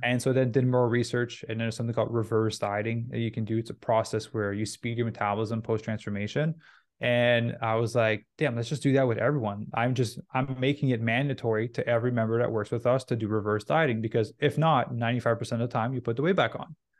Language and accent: English; Canada; also born or lived in Vancouver; I'm Canadian, so I was in Vancouver at the time